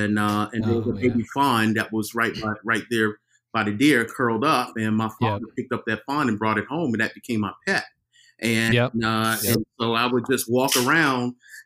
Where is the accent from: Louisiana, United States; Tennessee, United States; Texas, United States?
Texas, United States; now in Portland, United States; I'm from Texas.